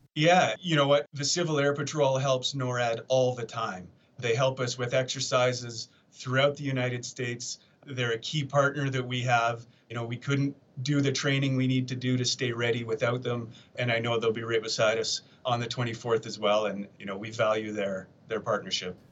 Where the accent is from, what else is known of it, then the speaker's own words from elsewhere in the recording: Canada; moved away as an adult; now in Colorado Springs, United States; I'm a Canadian